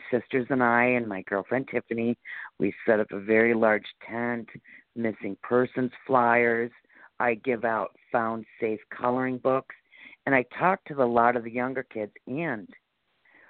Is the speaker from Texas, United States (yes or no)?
no; Celeron, New York, United States; I'm from Celeron, but our main police department is in the town of Ellicott in Jamestown